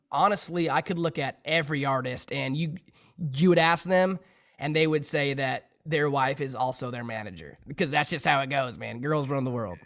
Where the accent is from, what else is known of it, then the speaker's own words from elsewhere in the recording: Sheridan, Wyoming, United States; my hometown in Sheridan, Wyoming